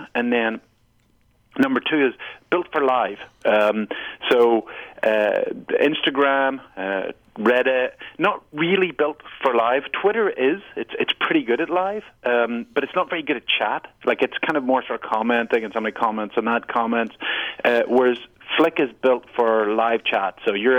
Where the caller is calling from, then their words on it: New York, United States; I'm calling here from New York.